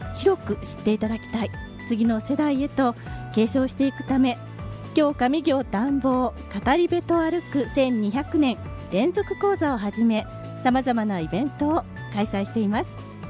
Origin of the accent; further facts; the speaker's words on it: Kyoto, Japan; 私、京都で生まれて、京都で育ってる